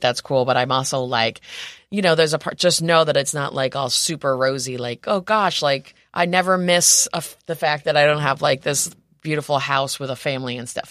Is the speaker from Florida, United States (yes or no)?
no; Rome, New York, United States; also born or lived in New Orleans; now in San Diego, United States; I grew up in Rome, New York, um, so, which is on the Erie Canal